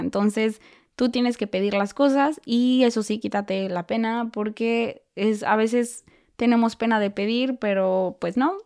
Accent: Mexico; moved away as an adult; also born or lived in United States; now in Germany; yo también soy mexicana

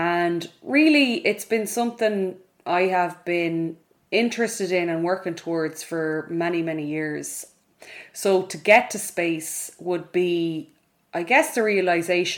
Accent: Ballina, Connacht, Ireland; now in Dublin, Ireland; I grew up in Mayo in a town called Ballina in the west of Ireland

